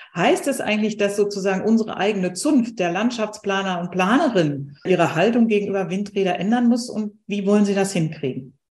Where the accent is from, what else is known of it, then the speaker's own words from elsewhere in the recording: Ruhr area, North Rhine-Westphalia, Germany; Ich komme jetzt aus dem Ruhrgebiet